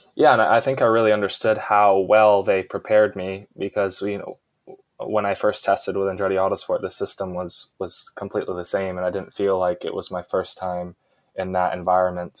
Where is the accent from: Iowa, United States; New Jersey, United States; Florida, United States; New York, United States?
Florida, United States; Jupiter; my hometown of Jupiter, Florida